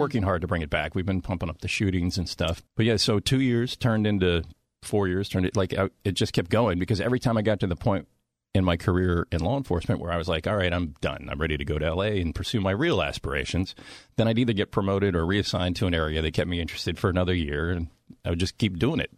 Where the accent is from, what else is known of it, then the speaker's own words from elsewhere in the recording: Washington, Maryland, United States; moved away; I was born in Washington, D C